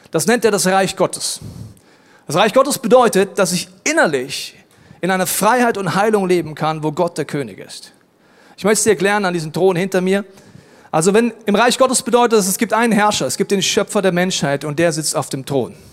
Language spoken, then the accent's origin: German; Germany; Ja, ich komme aus Deutschland, ist ja ganz klar.